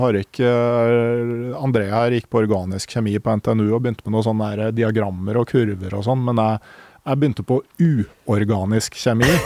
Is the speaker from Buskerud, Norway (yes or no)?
no; Gausdal, Innlandet, Norway; som i Gausdal, der jeg kommer fra